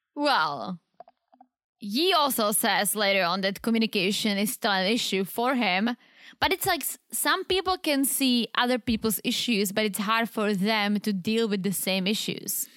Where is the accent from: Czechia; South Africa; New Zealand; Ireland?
Czechia; now in United States; I'm the Eastern Czech, because I'm from the Eastern side of the Czech